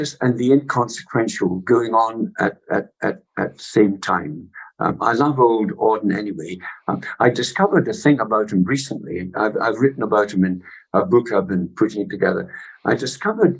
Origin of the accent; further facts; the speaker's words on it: Scotland, United Kingdom; also born or lived in Massachusetts / Oxford; I was away from Scotland for 6 years